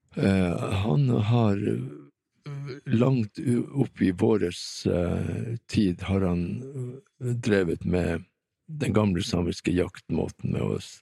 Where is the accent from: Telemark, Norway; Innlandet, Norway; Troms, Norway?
Troms, Norway; Tromsø; also born or lived in Vestertana, Tana, Finnmark; jeg vokste opp her i Tromsø